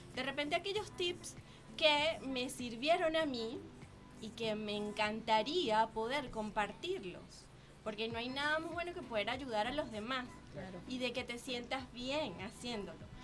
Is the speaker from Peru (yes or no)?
no; Venezuela; now in Chile; salí de Venezuela